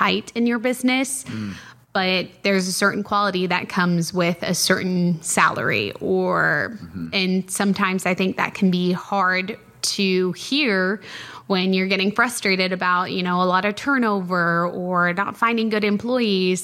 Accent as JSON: {"language": "English", "area": "outside of Denver", "region": "Colorado", "country": "United States", "tie": "born or raised there", "moved": "yes", "lives_now": "Midland, United States", "said": "I'm a transplant. I grew up outside of Denver."}